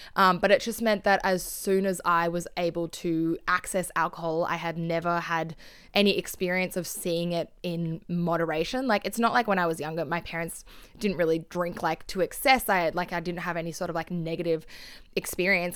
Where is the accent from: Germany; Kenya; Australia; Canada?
Australia; Sydney, New South Wales; where I grew up in Sydney